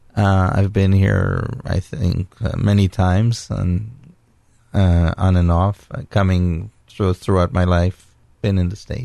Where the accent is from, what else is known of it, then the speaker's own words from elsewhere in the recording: Israel; Yes, I was born in Israel, born and raised in Israel